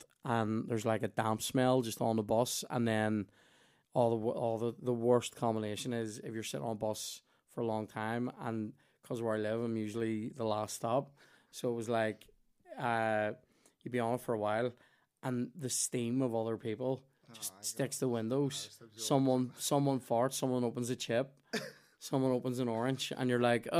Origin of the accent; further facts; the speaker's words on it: Belfast, Northern Ireland, United Kingdom; I'm from West Belfast